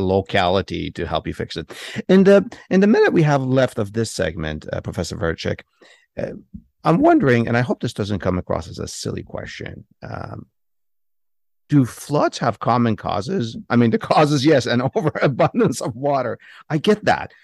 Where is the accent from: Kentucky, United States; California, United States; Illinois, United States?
California, United States; San Francisco Bay Area; I grew up in the San Francisco Bay Area